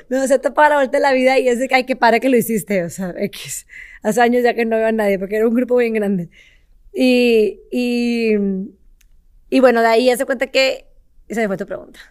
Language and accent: Spanish; Monterrey, Nuevo León, Mexico; soy de Monterrey, nací, crecí aquí en, Monterrey